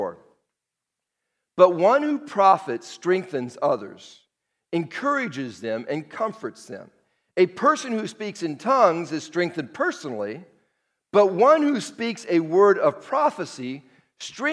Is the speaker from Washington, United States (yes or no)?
yes; Seattle, Washington, United States; moved away as an adult; now in Las Vegas, United States; I'm from Seattle, 40 years in Seattle, born and raised